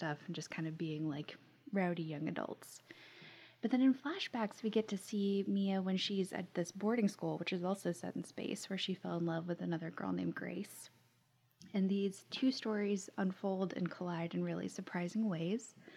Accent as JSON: {"language": "English", "region": "Florida", "country": "United States", "tie": "born or raised there", "said": "I grew up in Florida and had the pleasure of going to like Kennedy Space Center for field trips"}